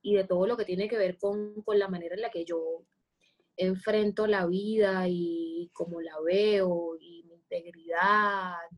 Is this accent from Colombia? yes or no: yes; Cartagena, Bolívar, Colombia; soy una mujer cartagenera, colombiana